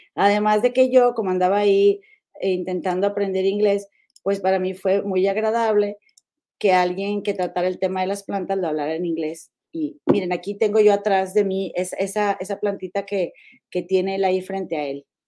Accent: Mexico; now in United States; mi tierra, a mi rancho, mi México

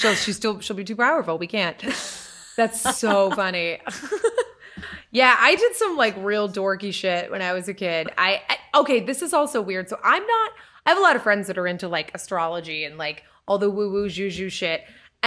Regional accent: Lynn, Massachusetts, United States; also born or lived in Salisbury; So when I was young, I was like 10, and we moved from Lynn, Mass, up to Salisbury, Mass, which is the most northern part of the state.

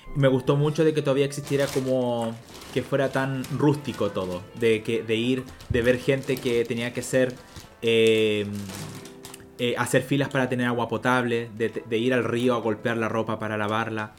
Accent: Chile; also born or lived in Paraguay; nosotros como país

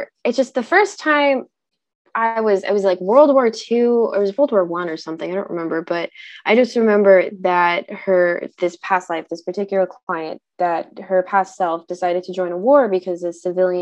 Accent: Southern California, United States; now in Northern Washington, United States; I'm currently located in Northern Washington. I'm from Southern California.

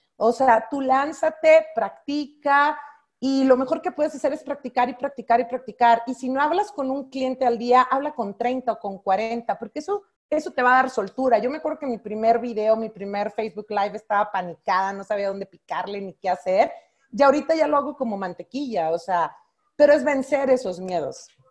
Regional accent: Monterrey, Nuevo León, Mexico; Yo siendo norteña de Monterrey

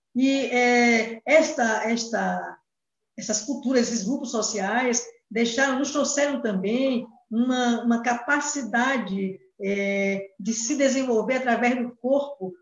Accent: Brazil; first language Portuguese; nós brasileiros e brasileiras

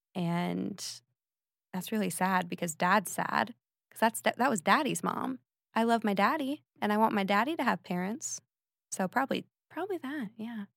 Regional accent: Phoenix, Arizona, United States; I'm from Phoenix, Arizona. I had a two-parent household and a brother

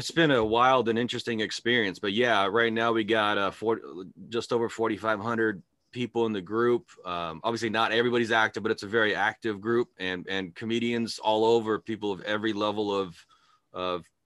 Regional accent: California, United States; now in Idaho, United States; I grew up in California.

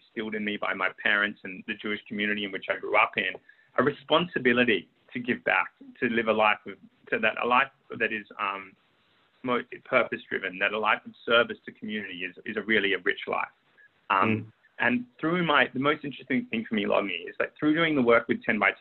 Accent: Sydney, New South Wales, Australia; moved away as an adult; also born or lived in London; when I was growing up in Sydney

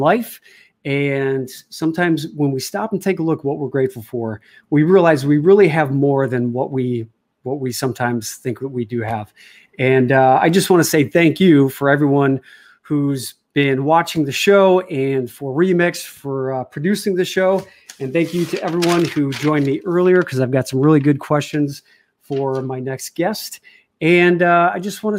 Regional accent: outside of Chicago, Illinois, United States; moved away as an adult; also born or lived in New York; growing up outside of Chicago

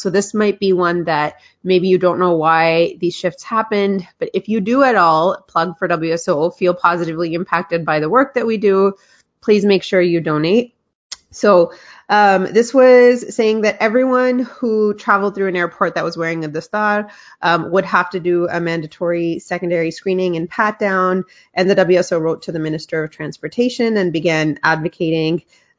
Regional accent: Canada; it showed that we're Canadian just like everyone else, and we have access to the same tools for activism and advocacy, and we use them well.

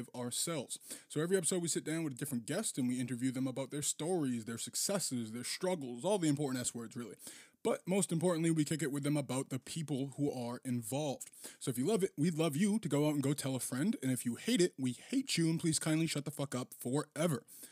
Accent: Boston, Massachusetts, United States; I only know the childhood of the greater Boston area

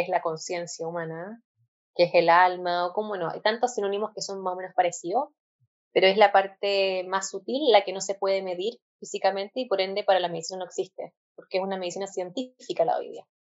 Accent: Chile; yo soy de Chile, tengo 29 años.

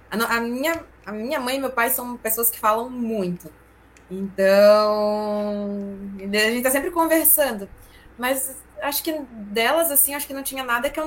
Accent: Pará, Brazil; a gente é paraense, né? E a gente vai lá pro meião do mato, lá na Ilha do Marajó.

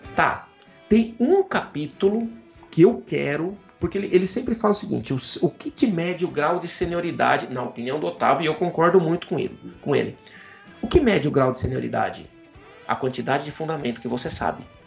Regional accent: Jaú, São Paulo, Brazil; Eu venho de Jaú, interior de São Paulo

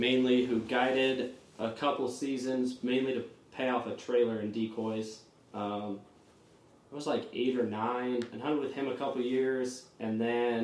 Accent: Quincy, Washington, United States; Specifically Quincy, Washington.

